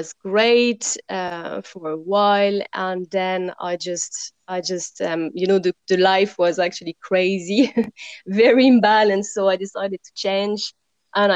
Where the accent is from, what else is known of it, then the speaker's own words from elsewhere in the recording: suburb of Paris, Île-de-France, France; moved away; I come from France and I grew up beside Paris, in the suburb of Paris, actually.